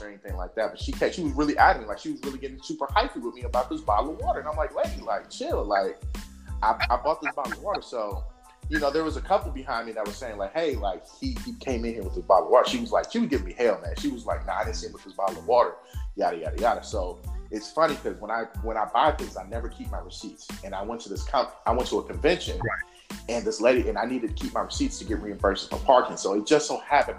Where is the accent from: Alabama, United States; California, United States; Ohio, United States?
California, United States; Oakland; moved away as an adult; now in Las Vegas, United States; going home back to my hometown of Oakland, California